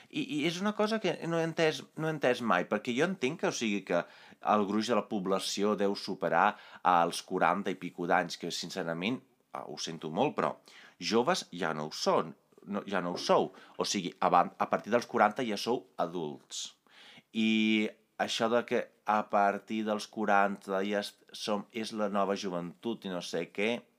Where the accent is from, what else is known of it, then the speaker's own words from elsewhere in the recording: Italy; Catalan is a second language; moved away; vaig créixer a Itàlia